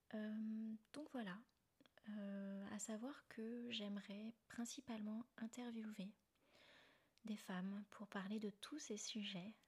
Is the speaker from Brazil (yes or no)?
no; Rennes, Brittany, France; moved away as an adult; also born or lived in China / Thailand / Austria / Canada; je suis originaire de Rennes, en Bretagne.